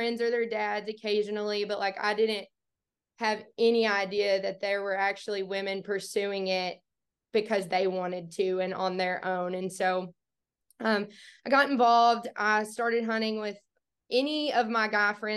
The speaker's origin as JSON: {"language": "English", "area": "Bootheel", "region": "Missouri", "country": "United States", "tie": "born or raised there", "said": "I grew up in the Boot Hill, Missouri, absolutely as far south in the Boot Hill as you can get"}